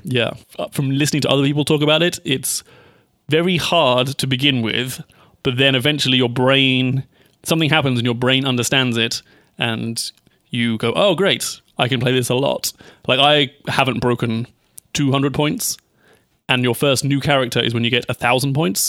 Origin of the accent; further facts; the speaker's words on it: United Kingdom; as a British person